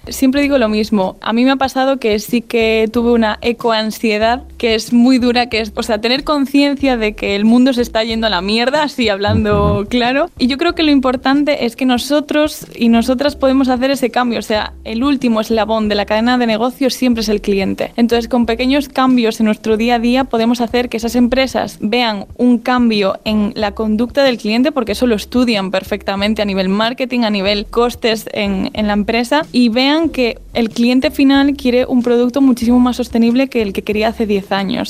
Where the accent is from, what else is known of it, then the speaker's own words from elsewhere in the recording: As Pontes, Galicia, Spain; yo soy de Aspontes, entonces claro, es un pueblo que está muy ligado a la naturaleza